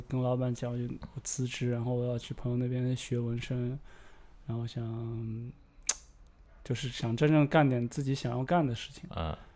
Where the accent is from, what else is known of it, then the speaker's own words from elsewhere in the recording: the Northwest, Northwest China, China; moved away as an adult; also born or lived in Shanghai; 我来自西北，然后之前是在上海，啊，之前在上海大概待了有八年